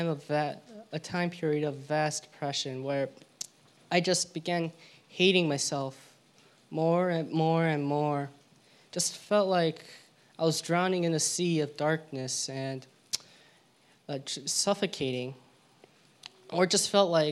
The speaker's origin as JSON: {"language": "English", "region": "California", "country": "United States", "tie": "born or raised there", "also_born_or_lived": "Georgia / La Crescenta, California", "said": "although I was born in Georgia, I moved to California when I was 2 years old"}